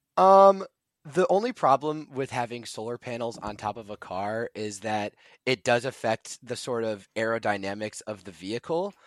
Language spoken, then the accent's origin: English; Buffalo Grove, Illinois, United States; I'm from Buffalo Grove, Illinois, uh, which is in the Chicago area